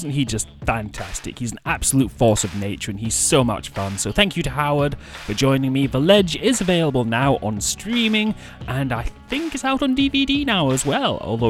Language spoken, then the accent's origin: English; Scotland, United Kingdom; I grew up in Scotland.